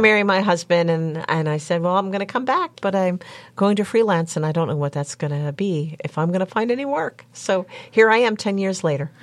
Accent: Murrysville, Pennsylvania, United States; also born or lived in Florida / Washington, D.C.; I grew up in Murraysville in Westmoreland County

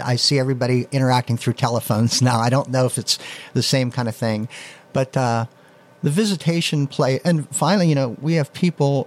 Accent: Leechburg, Pennsylvania, United States; also born or lived in Beaver Falls; it was back in my hometown. I was working in uh, Beaver Falls at the time, and it was a way to get back in at to Leechburg

